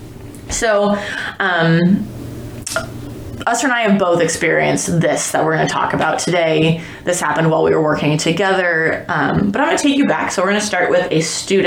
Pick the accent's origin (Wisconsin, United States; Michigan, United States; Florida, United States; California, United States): Wisconsin, United States; Appleton; I grew up in Appleton, Wisconsin